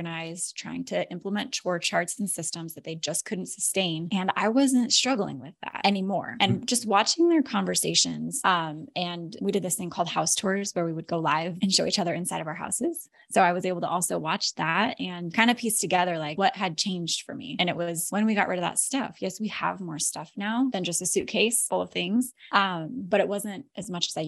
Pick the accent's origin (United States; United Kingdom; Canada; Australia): United States; Alaska; moved away as an adult; now in Florida, United States; My husband and I were born and raised in Alaska